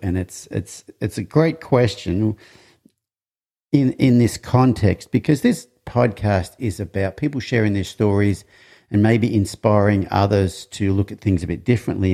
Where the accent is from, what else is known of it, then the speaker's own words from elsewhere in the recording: Australia; I'm from Australia